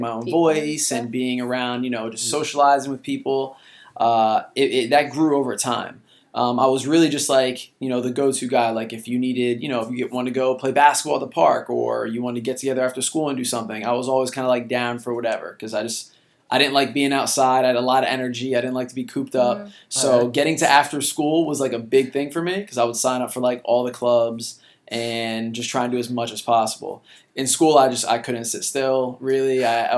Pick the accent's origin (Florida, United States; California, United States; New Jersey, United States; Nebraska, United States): New Jersey, United States; Lawrenceville; I grew up in Lawrenceville, New Jersey